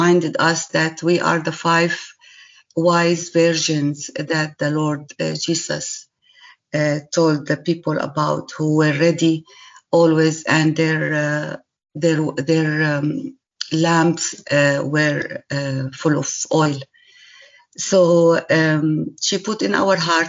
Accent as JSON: {"language": "English", "town": "Irbid", "region": "Irbid Governorate", "country": "Jordan", "tie": "born or raised there", "also_born_or_lived": "Syria / Damascus, Syria / Manila, Philippines / Canada", "moved": "as an adult", "lives_now": "Lebanon", "said": "I was born in Syria in 1961. And I grew up in Jordan as my father was a Baptist minister in one of the cities in Jordan called Irbid"}